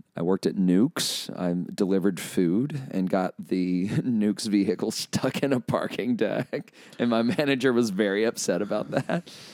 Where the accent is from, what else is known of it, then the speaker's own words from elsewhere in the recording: Chelsea, Alabama, United States; also born or lived in Colorado; grew up in Chelsea, born and raised there, moved all over the state of Alabama uh, as a pastor's son